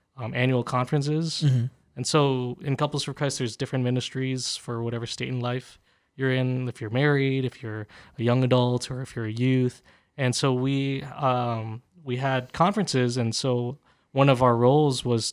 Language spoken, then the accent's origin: English; New Jersey, United States; moved away as an adult; now in California, United States; I grew up in New Jersey